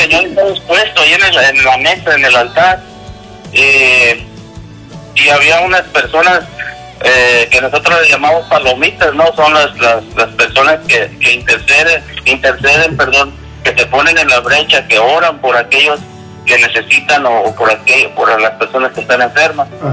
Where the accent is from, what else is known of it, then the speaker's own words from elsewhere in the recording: Michoacán, Mexico; now in United States; soy de Michoacán, México